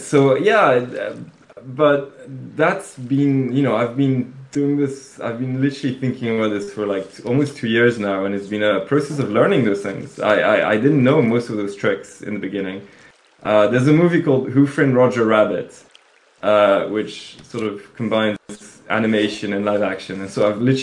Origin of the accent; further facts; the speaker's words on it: Belgium; that's back home. I come from Belgium